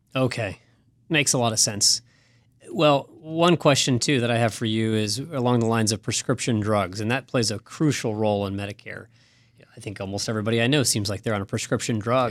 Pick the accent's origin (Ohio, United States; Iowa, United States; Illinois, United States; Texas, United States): Ohio, United States; Kettering; in my hometown of Kettering, Ohio